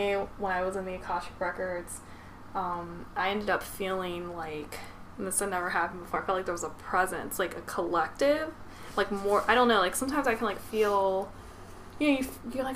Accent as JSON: {"language": "English", "country": "United States", "said": "I'm American"}